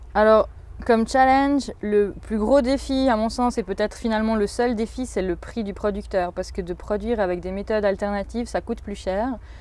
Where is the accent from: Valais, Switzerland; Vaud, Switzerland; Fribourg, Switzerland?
Valais, Switzerland; Saillon; j'ai grandi à Saillon